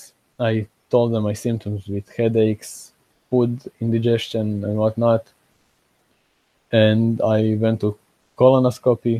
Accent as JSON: {"language": "English", "town": "Osijek", "region": "Osijek-Baranja County", "country": "Croatia", "tie": "born or raised there", "said": "here in Croatia, in Osijek, where I live, in my hometown"}